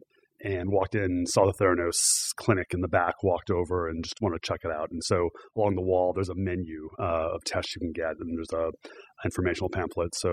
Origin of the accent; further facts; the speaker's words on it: Arizona, United States; moved away; I grew up in Arizona